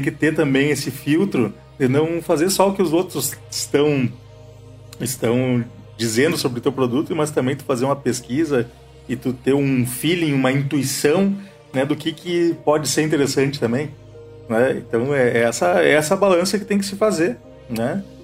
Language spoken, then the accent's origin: Portuguese; Santa Maria, Rio Grande do Sul, Brazil; moved away as an adult; also born or lived in London; now in Caxias do Sul, Brazil; Eu sou natural de Santa Maria